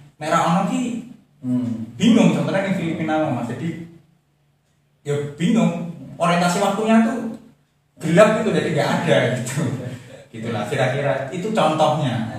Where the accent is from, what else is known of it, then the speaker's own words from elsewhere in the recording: Semarang, Central Java, Indonesia; saya itu lahir dan besar di Semarang